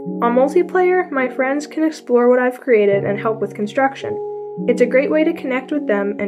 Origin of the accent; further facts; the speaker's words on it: Philadelphia, Pennsylvania, United States; I'm 15 years old and I'm from Northeast Philadelphia.